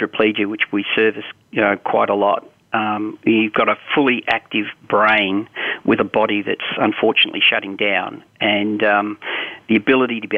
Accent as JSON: {"language": "English", "country": "Australia", "tie": "born or raised there", "said": "I grew up in Australia."}